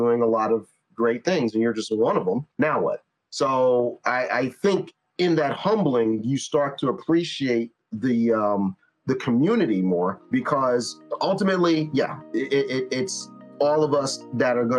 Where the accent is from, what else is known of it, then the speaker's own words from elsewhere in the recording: New York, United States; I'm from New York.